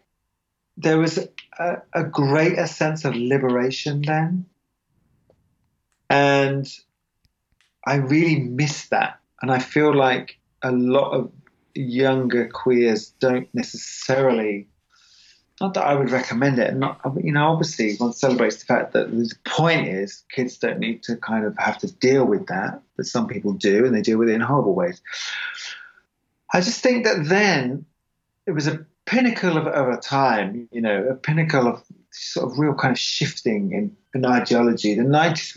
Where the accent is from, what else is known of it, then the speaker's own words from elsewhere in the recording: England, United Kingdom; moved away; I'm English